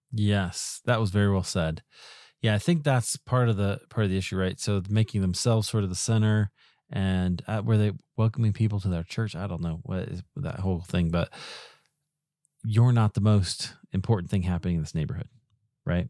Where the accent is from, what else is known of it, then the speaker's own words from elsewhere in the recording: Iowa, United States; I grew up in Iowa